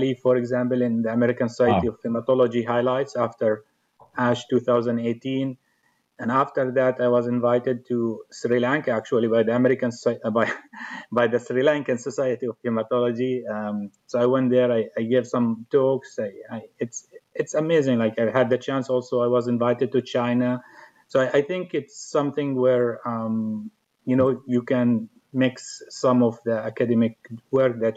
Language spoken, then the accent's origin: English; Jordan; moved away as an adult; now in United States; I'm originally from Jordan. I came to the U.S. in 2004.